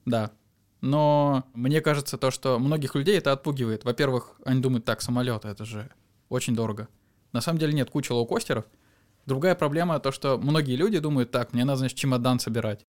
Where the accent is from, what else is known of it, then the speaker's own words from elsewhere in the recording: Volgograd, Volgograd Oblast, Russia; мы из Волгограда